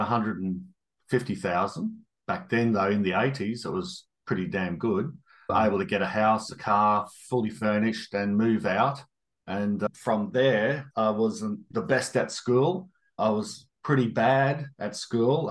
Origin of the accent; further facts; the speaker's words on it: Toowoomba, Queensland, Australia; also born or lived in Darwin; I had a pretty happy childhood growing up in Toowoomba